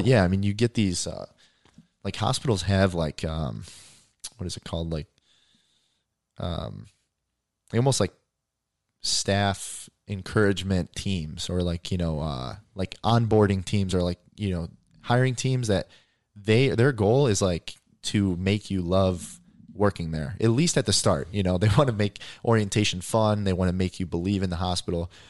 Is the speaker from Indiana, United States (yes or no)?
yes; Indiana, United States; I grew up in Indiana